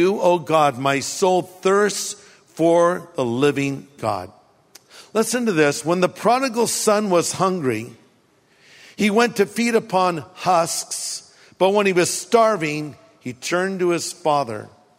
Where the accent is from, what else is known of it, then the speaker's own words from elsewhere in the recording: California, United States; I grew up here in California, ate hamburgers, french fries